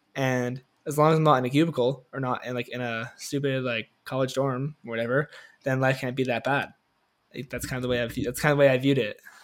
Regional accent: Toronto, Ontario, Canada; I grew up here in Canada, Toronto

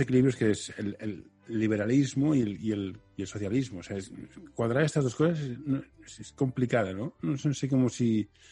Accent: Spain; aquí me defiende como español

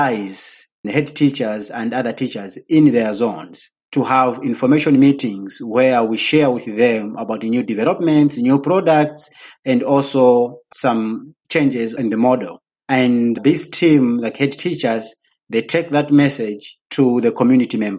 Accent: Nkhata Bay, Northern Region, Malawi; now in Lilongwe, Malawi; Actually, I'm coming from Nkata Bay. I was born in Nkata Bay along the lake. So if you want to come and swim, my village is very close to the lake. That's where I come from

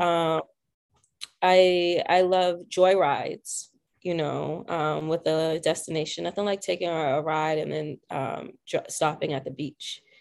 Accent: South Shore, Massachusetts, United States; I grew up in the South Shore area, of Massachusetts

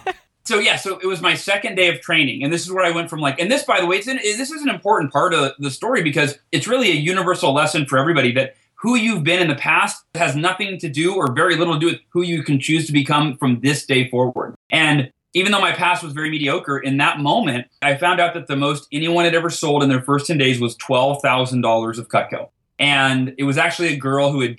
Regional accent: Oakhurst, California, United States; my hometown, Oakhurst, California

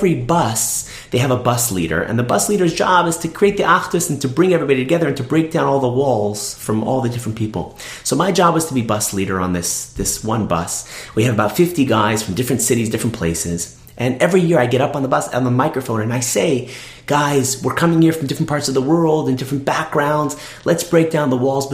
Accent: Toronto, Ontario, Canada; I'm from Toronto

